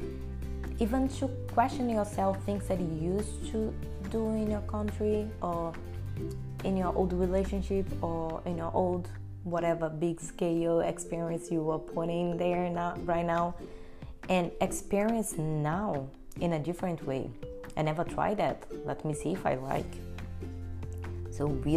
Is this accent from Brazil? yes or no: yes; Brazil; English is a second language; moved away as an adult; now in United States; I'm here in the United States, I came from Brazil